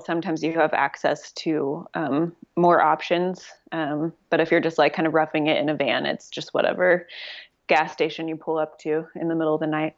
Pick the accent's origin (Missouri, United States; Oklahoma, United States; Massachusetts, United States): Oklahoma, United States; Oklahoma City; moved away as an adult; now in Los Angeles, United States; I am from Oklahoma City. Uh, I lived there most of my life